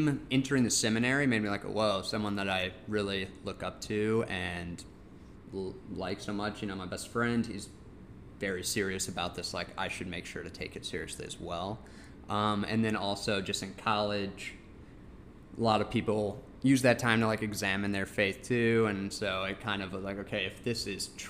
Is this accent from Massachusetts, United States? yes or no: no; Central Illinois, United States; moved away as an adult; now in Chicago area, United States; I'm from Central Illinois. Originally